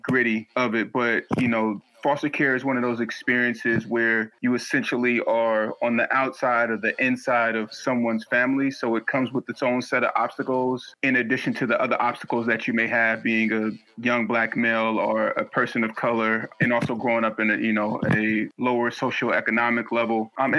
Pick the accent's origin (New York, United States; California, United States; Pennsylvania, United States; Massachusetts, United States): California, United States; San Francisco; I was born in San Francisco, California. And then at the age of 9 months, I was put into the foster care system.